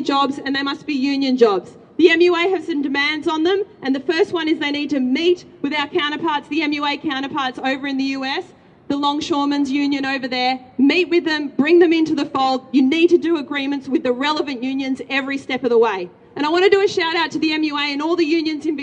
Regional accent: Greece; now in Australia; my home country, Greece

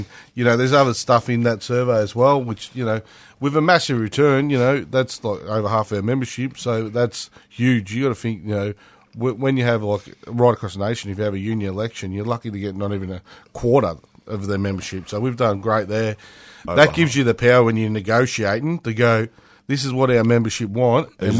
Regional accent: Otway Ranges, Victoria, Australia; I grew up riding motorbikes in the Otway Ranges

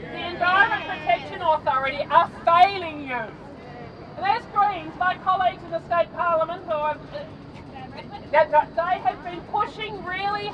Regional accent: Altona, Victoria, Australia; also born or lived in Footscray; born and bred in the West. Grew up in Altona, have lived in Footscray for the last 30 years.

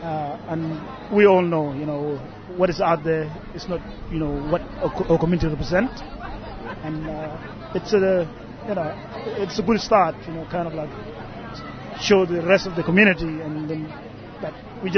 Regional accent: Australia; Like, you know, we're all Australian. That's what counts. We're all Australian.

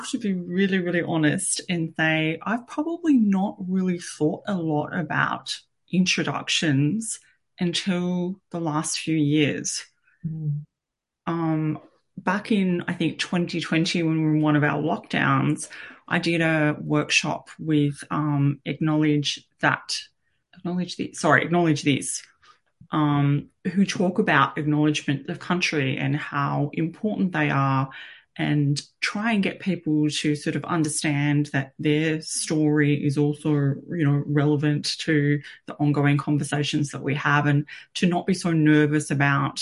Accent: Bunurong land, Victoria, Australia; I was born on Bunurong land, and actually I've lived on Bunurong land pretty much all my life.

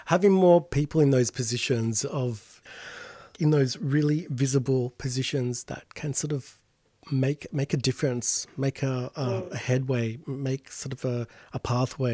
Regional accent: Sydney, New South Wales, Australia; my folks' place, you know, in real suburbia, Sydney

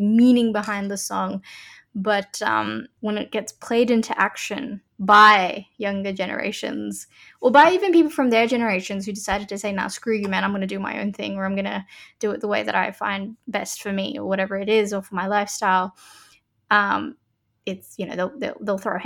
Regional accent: Sydney, New South Wales, Australia; growing up here is an interesting phenomenon for me

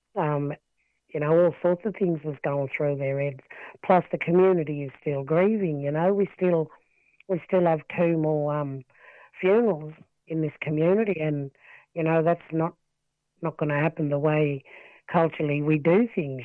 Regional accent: Wilcannia, New South Wales, Australia; born and raised in Wilcannia. I'm a Barkindji descendant. Um, lived in Wilcannia all my life, grew up here.

